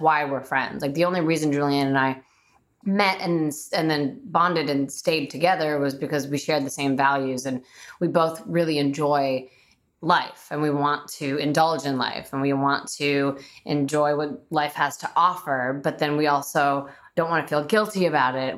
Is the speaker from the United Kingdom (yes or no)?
no; Bulgaria; moved away; I'm Bulgarian. I was born in Bulgaria, so I have a very European mentality.